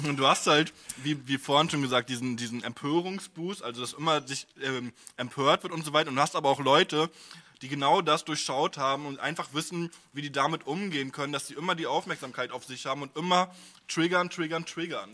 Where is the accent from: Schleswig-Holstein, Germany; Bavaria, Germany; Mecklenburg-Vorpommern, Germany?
Mecklenburg-Vorpommern, Germany; Stralsund; now in Berlin, Germany; bei mir äh, in, in Stralsund